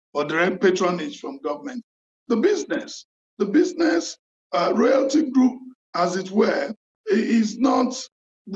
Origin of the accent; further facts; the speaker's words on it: Lagos, Nigeria; also born or lived in western Nigeria; I grew up in Lagos and partly in the West